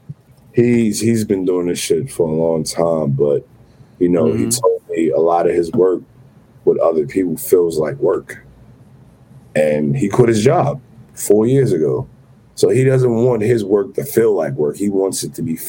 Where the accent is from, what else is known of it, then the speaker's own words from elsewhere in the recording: New York City, New York, United States; We're both from the Bronx